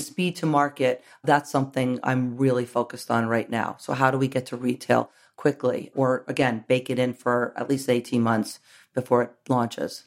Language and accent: English; New York, United States; I grew up in New York